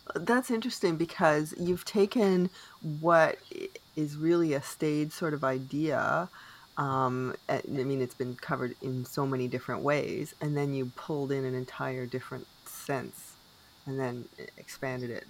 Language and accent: English; Canada; I am unapologetically Canadian